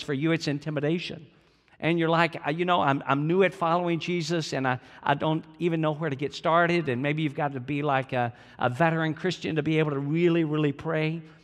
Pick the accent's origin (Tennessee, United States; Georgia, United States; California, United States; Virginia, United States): Georgia, United States; I'm from Georgia